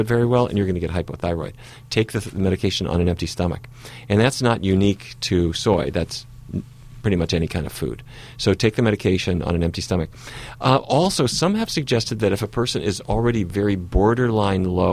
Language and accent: English; North Dakota, United States; a kid who grew up in North Dakota